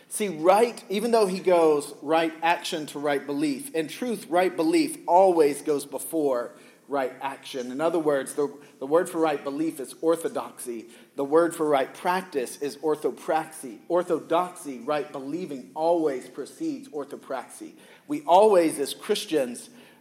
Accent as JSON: {"language": "English", "region": "the South", "country": "United States", "tie": "born or raised there", "said": "growing up in the South"}